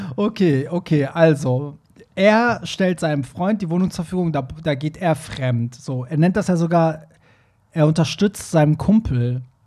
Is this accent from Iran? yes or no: yes; Iran; moved away; wo ich herkomme, wie in dem Iran